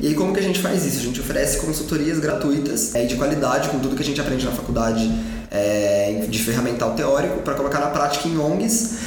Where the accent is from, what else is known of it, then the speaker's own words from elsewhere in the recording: Aparecida, São Paulo, Brazil; a minha história começa no interior de São Paulo. Eu nasci em Aparecida do Norte